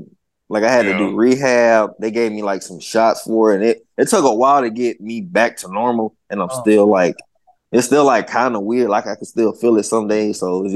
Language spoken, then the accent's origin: English; Southern United States, United States; I'm from the South. I understand. I'm not tripping.